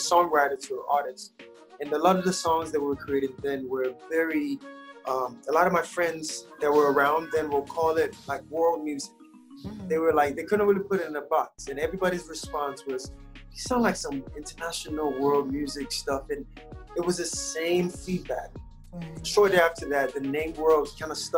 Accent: Lagos, Nigeria; moved away; also born or lived in Atlanta, Georgia, United States; I was born in Lagos, Nigeria

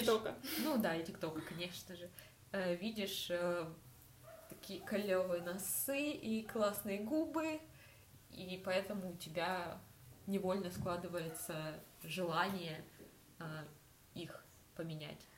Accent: Rostov-on-Don, Rostov Oblast, Russia; я из Ростова. Ростов это не вау какой э, mm-hmm. столичный город

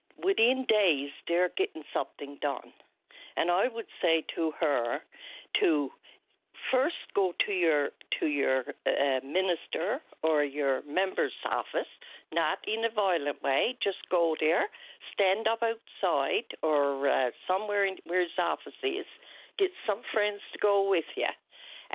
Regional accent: Wesleyville, Newfoundland and Labrador, Canada; my hometown of Wesleyville

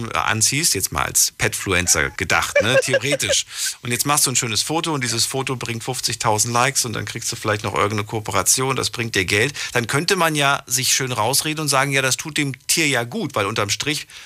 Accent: Stuttgart area, Baden-Württemberg, Germany; Raum Stuttgart.

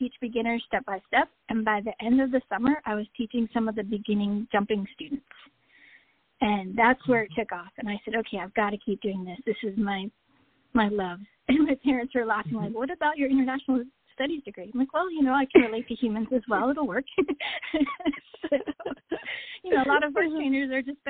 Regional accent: Long Island, New York, United States; I grew up in New York on Long Island

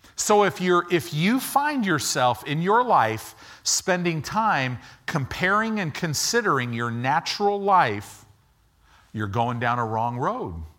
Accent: Illinois, United States; moved away; also born or lived in Southern California; I grew up in Illinois.

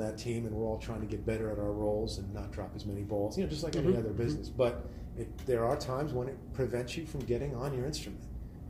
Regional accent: Long Branch, New Jersey, United States; I was born in Long Branch, Monmouth Medical, Long Branch, New Jersey.

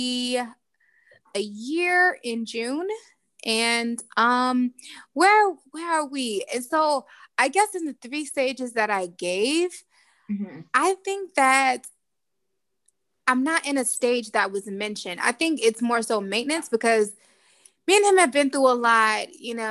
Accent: Jamaica; I'm Jamaican

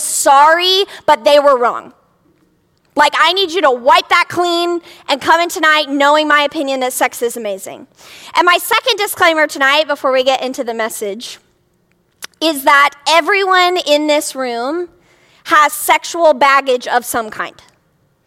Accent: a city right outside of Cincinnati, Ohio, United States; I grew up in a city right outside of Cincinnati, Ohio.

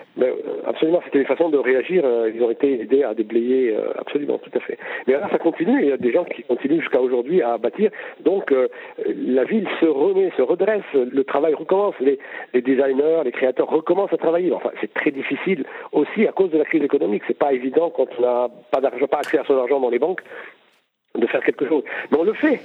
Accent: Lebanon

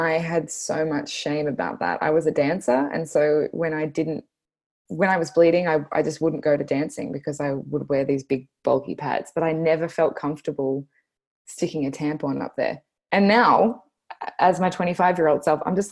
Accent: Australia; accent: Bogan Australian; my Bogan Australian accent

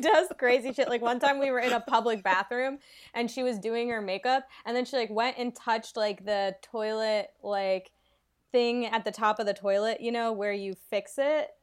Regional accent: Atlanta, Georgia, United States; moved away; I'm from Atlanta

